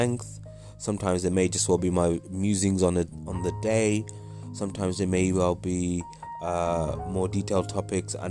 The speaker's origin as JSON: {"language": "English", "region": "Midlands", "country": "United Kingdom", "tie": "born or raised there", "also_born_or_lived": "Wales / North of England", "said": "I was born in Wales, lived most of my life in the Midlands"}